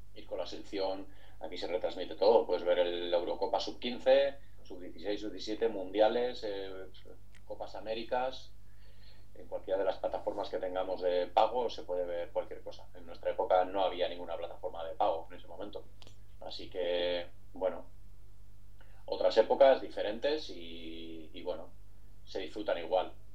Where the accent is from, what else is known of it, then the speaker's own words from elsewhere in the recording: Zalla, Basque Country, Spain; el equipo de mi pueblo, en este caso el Zaya